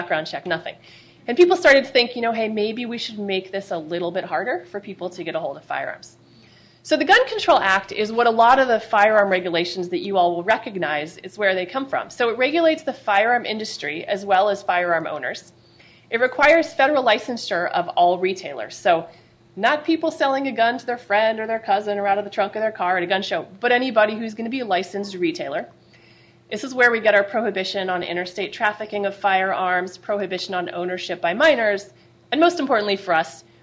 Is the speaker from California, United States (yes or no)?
yes; California, United States; as a Californian